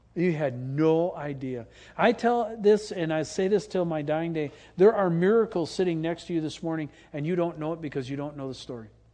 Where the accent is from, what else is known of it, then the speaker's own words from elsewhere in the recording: Green Bay, Wisconsin, United States; moved away; I grew up in Green Bay